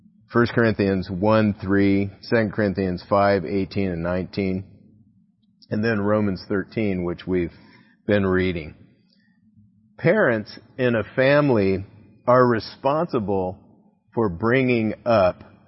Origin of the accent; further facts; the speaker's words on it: United States; Our power as American citizens